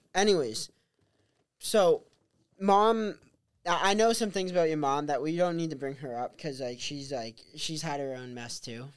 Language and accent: English; Pelham, New Hampshire, United States; also born or lived in Novokuznetsk, Russia / Wellfleet, Massachusetts; I was uh, born in Novokuznetsk, Russia, and adopted at one and a half years old. And I came back to the U.S. and grew up in Pelham, New Hampshire